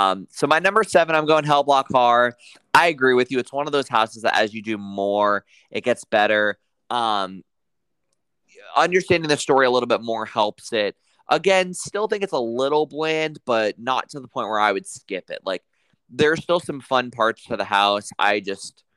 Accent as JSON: {"language": "English", "region": "New York", "country": "United States", "said": "as a New Yorker"}